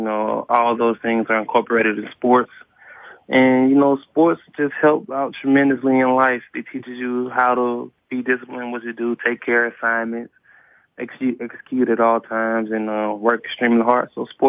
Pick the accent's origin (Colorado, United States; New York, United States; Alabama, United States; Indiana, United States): Alabama, United States; Birmingham; My mom and dad would say that I was a great kid growing up. I mean, a lot of fun, a lot of great times, a lot of great memories.